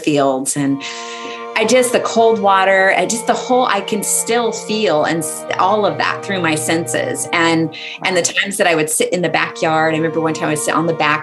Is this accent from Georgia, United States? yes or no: no; Central Valley, California, United States; I grew up in Central California, Central Valley in California